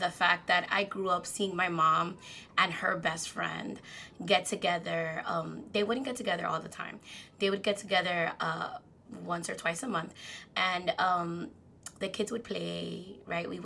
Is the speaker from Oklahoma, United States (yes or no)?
no; New York City, New York, United States; also born or lived in Dominican Republic; Dominicana from the Heights